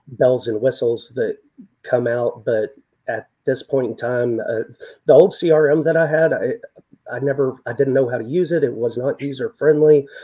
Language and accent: English; West Texas, United States; born and raised in West Texas, lived in the desert